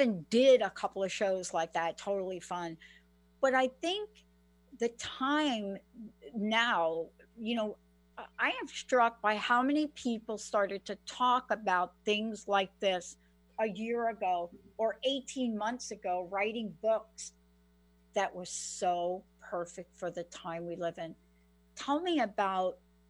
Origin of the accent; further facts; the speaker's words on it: New York, United States; now in Washington State, United States; I live in Washington State. I'm from New York